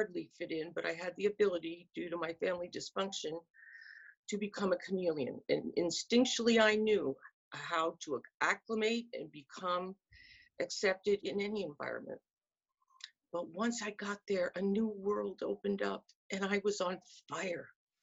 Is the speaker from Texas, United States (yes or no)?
no; north of Philadelphia, Pennsylvania, United States; I grew up in a very middle class white suburban family and was born in 1957, but probably north of Philadelphia in Pennsylvania